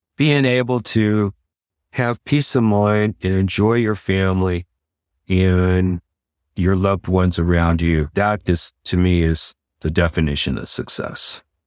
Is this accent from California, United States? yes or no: yes; San Leandro, California, United States; Floresta Gardens in San Leandro, San Leandro